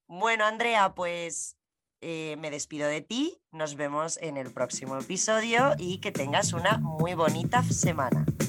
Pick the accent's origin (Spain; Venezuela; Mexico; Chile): Spain; yo soy española